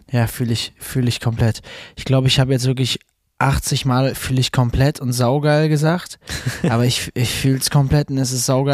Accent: Münster, North Rhine-Westphalia, Germany; ich komme aus Münster

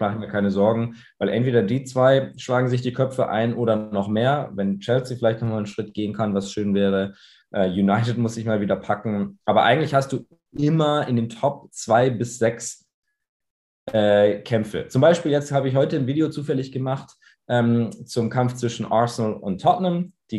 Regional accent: Munich, Bavaria, Germany; ich komme aus München. Äh, meine Eltern kommen aus Irland, daher der englisch äh, klingende Name. Äh, wir sprechen zu Hause auch Englisch, also ich bin zweisprachig aufgewachsen

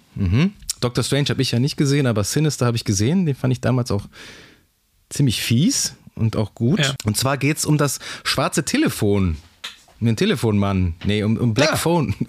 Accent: Germany; so als Deutscher

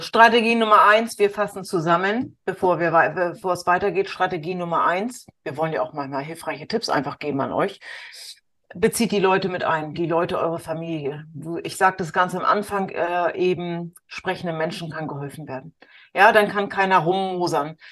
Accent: the North, Northern Germany, Germany; bei uns im Norden

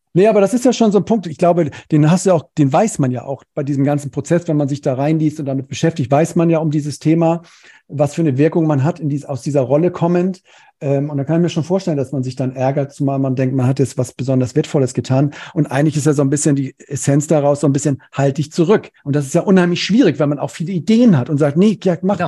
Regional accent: Cologne, North Rhine-Westphalia, Germany; Ich komme aus dem Rheinland, aus Köln

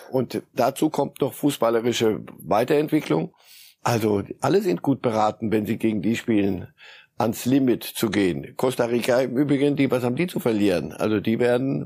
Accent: Switzerland; moved away; bin ja Schweizer und habe da lange genug gelebt.

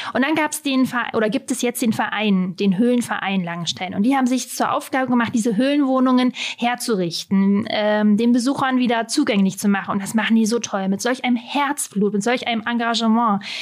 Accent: Halberstadt, Saxony-Anhalt, Germany; auch genau vor 35 Jahren in Halberstadt geboren. Also ich bin gebürtige Halberstädterin

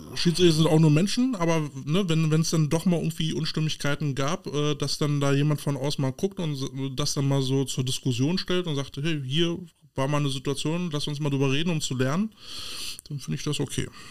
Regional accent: Berlin, Germany; so als Berliner

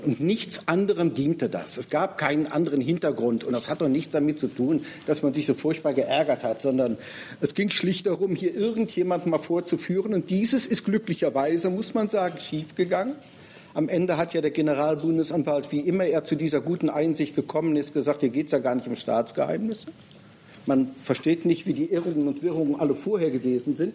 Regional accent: Rhineland, Germany; Nun bin ich Rheinländer.

